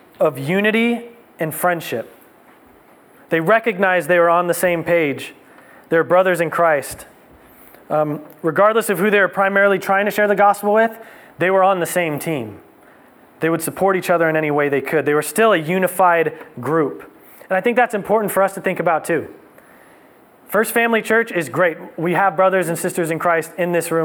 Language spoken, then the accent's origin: English; Livermore, California, United States; growing up in Livermore